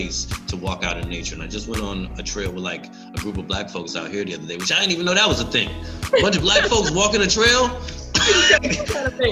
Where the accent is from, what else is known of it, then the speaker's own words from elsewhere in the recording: Detroit, Michigan, United States; also born or lived in Houston; now in Tampa, United States; I'm from Detroit